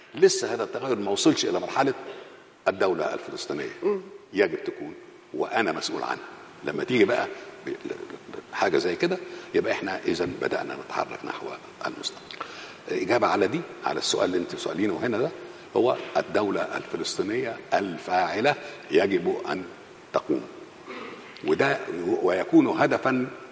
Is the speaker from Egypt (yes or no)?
yes; Egypt; احنا كمصريين